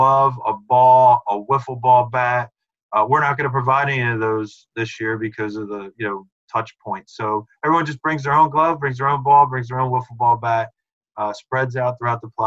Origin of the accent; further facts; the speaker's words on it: Conshohocken, Pennsylvania, United States; I'm from Conshohocken. You know, I grew up in the Philly, a little closer to Philly than Reading